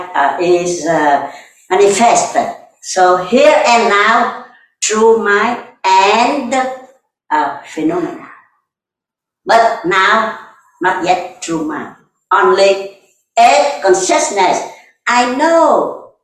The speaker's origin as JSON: {"language": "English", "country": "Vietnam", "second_language": "English"}